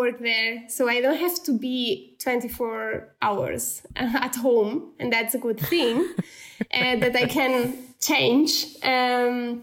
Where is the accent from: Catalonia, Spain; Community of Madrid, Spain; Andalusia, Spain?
Catalonia, Spain; Barcelona; English is a second language; moved away as an adult; now in Munich, Germany; I'm still from Barcelona.